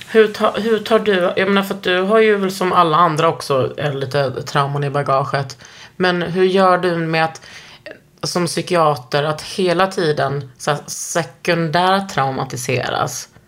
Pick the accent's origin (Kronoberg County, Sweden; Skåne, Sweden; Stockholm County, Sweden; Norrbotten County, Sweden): Skåne, Sweden; accent: Skåne; Och det är inte min skånska utan det är liksom.